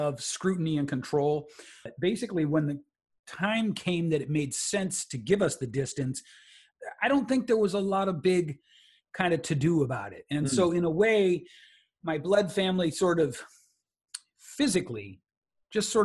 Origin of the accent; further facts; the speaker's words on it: San Francisco Bay Area, California, United States; So where I came from is the San Francisco Bay Area, home of legendary hip hop and hippies too